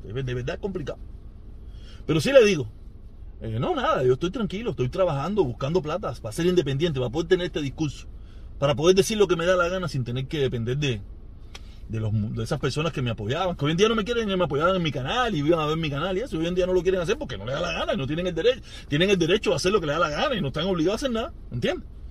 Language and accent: Spanish; Cuba; país donde yo nací